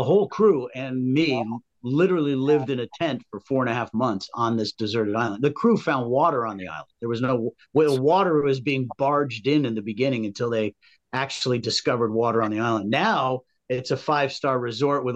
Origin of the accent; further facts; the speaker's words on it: Rye, New York, United States; I'm from Rye, New York, very conservative